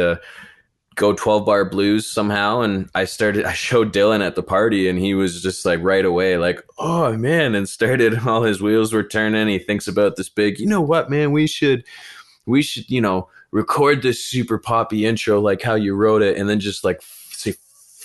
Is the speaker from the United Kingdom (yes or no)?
no; Brampton, Ontario, Canada; born or raised there